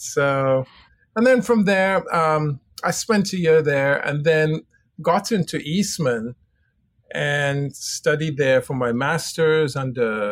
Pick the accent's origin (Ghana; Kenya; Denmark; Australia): Ghana; also born or lived in Switzerland / England / Texas / Oxford; now in United States; I grew up in Ghana, West Africa